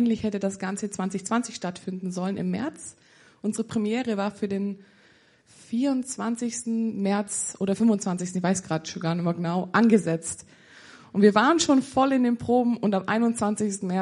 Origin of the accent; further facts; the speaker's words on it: Füssen, Bavaria, Germany; ich bin 25. Ähm, genau, ich komme aus Bayern, bin der waschechte Bayer und ähm, komme aus der Umgebung Füssen.